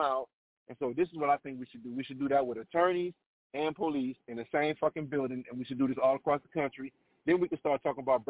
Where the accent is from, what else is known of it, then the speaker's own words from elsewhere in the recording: New Orleans, Louisiana, United States; I grew up in New Orleans